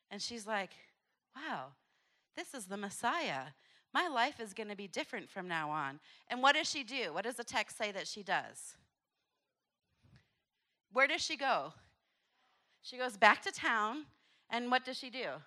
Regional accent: Papua New Guinea; born there; so like the video said, I was born in Papua New Guinea.

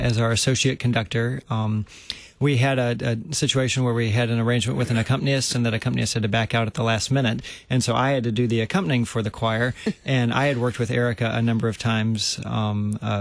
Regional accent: the South, United States; now in St. Louis, United States; I'm from the South

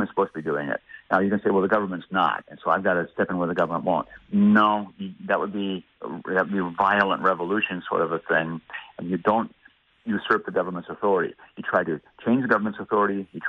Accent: United States; as an American

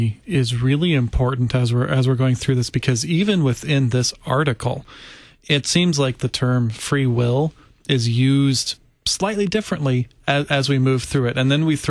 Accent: United States; I'm also an American, a United States citizen. I was born in and live in the land of the free and the home of the brave

